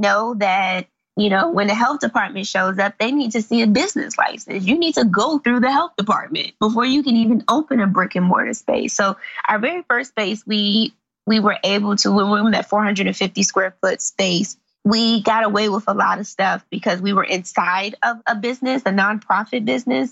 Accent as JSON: {"language": "English", "town": "Washington", "region": "District of Columbia", "country": "United States", "tie": "born or raised there", "also_born_or_lived": "Forestville, Maryland", "said": "I grew up in Southeast DC"}